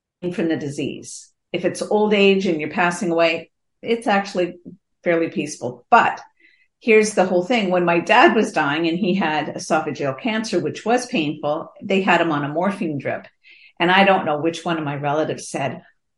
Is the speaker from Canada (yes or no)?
yes; Canada; I'm Canadian